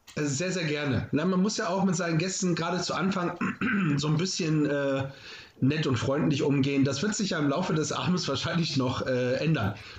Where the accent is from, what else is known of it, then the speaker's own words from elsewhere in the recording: Northern Germany, Germany; hier bei uns im Norden